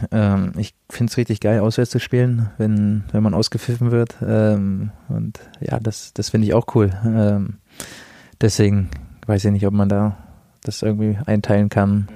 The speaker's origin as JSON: {"language": "German", "area": "the North", "region": "Northern Germany", "country": "Germany", "moved": "yes", "lives_now": "Nuremberg, Germany", "said": "ich komme ja aus dem Norden, da spricht man nicht so viel über Gefühle"}